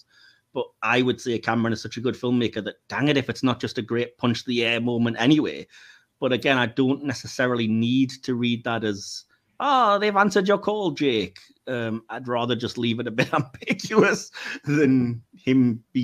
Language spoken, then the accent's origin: English; United Kingdom; we, as the British